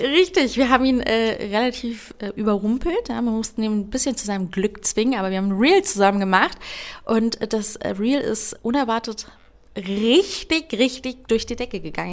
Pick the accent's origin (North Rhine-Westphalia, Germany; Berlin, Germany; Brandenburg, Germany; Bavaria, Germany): Berlin, Germany; accent: Berlinerisch; Ich bin hier aber geboren und aufgewachsen. Ich sage auch immer, ich bin eine richtige Berliner Tulpe